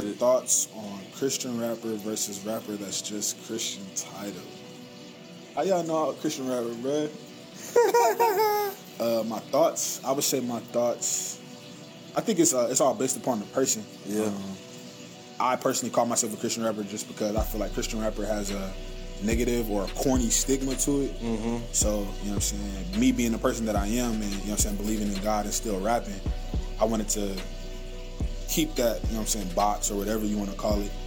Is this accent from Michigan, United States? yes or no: yes; Detroit, Michigan, United States; also born or lived in Oklahoma City, United States; now in Tulsa, United States; I'm from Detroit